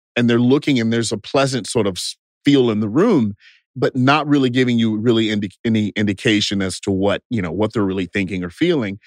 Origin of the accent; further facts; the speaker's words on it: Bastrop, Texas, United States; moved away as an adult; also born or lived in Los Angeles; I grew up in a small town called Bastrop, Texas, just 30 miles southeast of Austin.